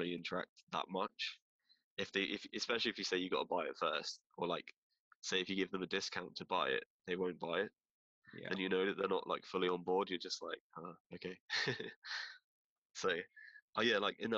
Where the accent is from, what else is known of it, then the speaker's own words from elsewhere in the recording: Bristol, South West England, United Kingdom; I'm from Bristol, southwest of England